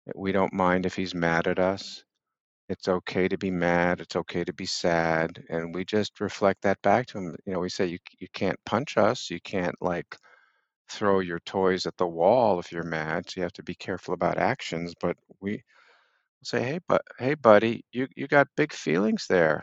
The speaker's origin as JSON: {"language": "English", "town": "Boston", "region": "Massachusetts", "country": "United States", "tie": "born or raised there", "also_born_or_lived": "Brooklyn Heights, New York", "moved": "yes", "lives_now": "New York City, United States", "said": "when I was, uh, seven, we moved from New York to Boston."}